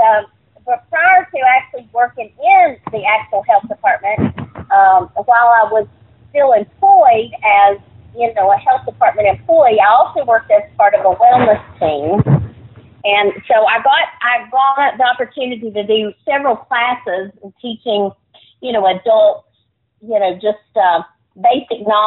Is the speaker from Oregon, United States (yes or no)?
no; Bluefield, Virginia, United States; now in Wythe County, United States; I grew up in Bluefield, Virginia